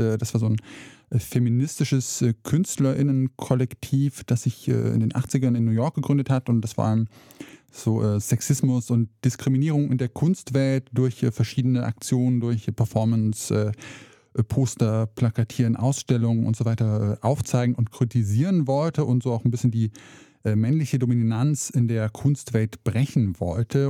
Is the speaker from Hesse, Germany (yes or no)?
yes; rural Hesse, Germany; moved away as an adult; also born or lived in Saxony; da, wo ich aufgewachsen bin, in der hessischen Provinz